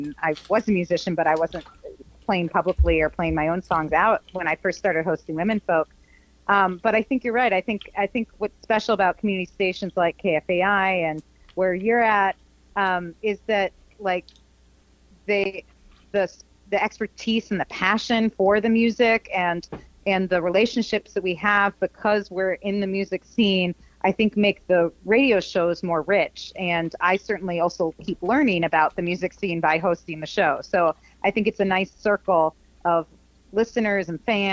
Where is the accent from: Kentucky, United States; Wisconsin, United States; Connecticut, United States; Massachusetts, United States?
Connecticut, United States; New Haven; moved away as an adult; also born or lived in Ohio; now in Twin Cities, United States; I grew up in New England, in New Haven area of Connecticut, southern Connecticut